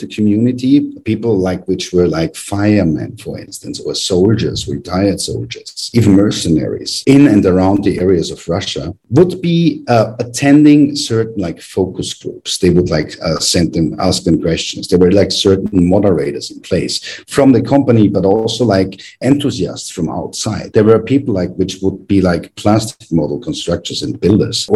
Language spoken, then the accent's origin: English; Graz, Styria, Austria; which was back in my hometown in Graz in Austria